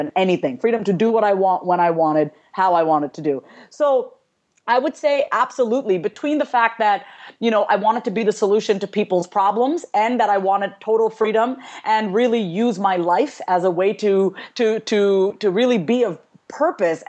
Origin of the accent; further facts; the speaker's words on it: New York, United States; I was born and raised in New York